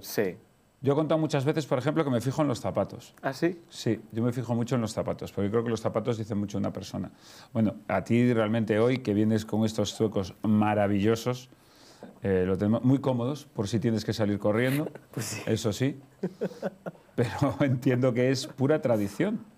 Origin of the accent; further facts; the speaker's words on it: Galicia, Spain; como soy gallego